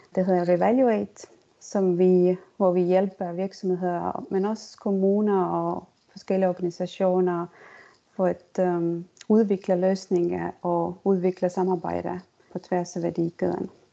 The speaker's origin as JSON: {"language": "Danish", "country": "Estonia", "also_born_or_lived": "Denmark / United States", "second_language": "Danish", "moved": "as an adult", "said": "jeg kommer fra Estland, men jeg har boet øh, egentlig i Danmark og også i USA i næsten 18-20 år."}